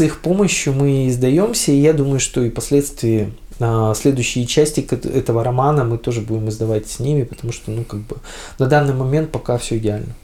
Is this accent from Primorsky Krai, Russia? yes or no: yes; Vladivostok, Primorsky Krai, Russia; А мы коренные владивостокчане, дальневосточники, то есть приморчане